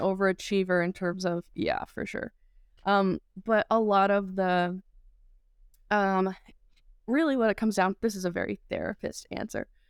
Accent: Saugerties, New York, United States; moved away as an adult; now in Phoenix, United States; growing up in Saturdays, New York

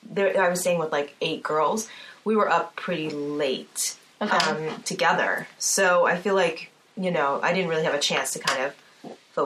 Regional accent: New Jersey, United States; I grew up in New Jersey

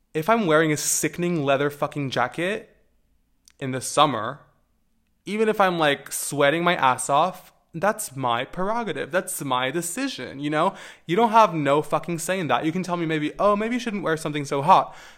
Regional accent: Portugal; growing up in Portugal, um, as a queer person

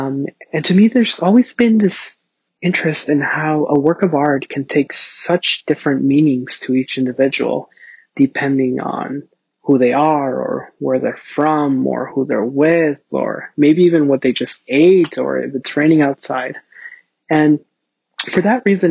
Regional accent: Ciudad Juarez, Chihuahua, Mexico; now in Los Angeles, United States; I was born in Ciudad Juarez, Chihuahua, Mexico

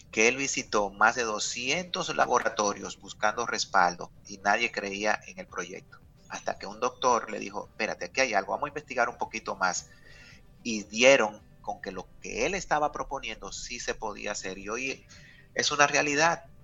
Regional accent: Dominican Republic; todo lo que nosotros como dominicanos queremos y necesitamos orientado a cambios

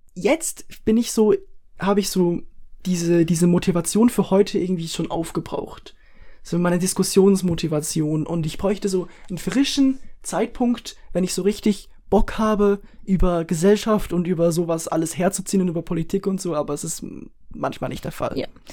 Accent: Switzerland; Wir sind Schweizer

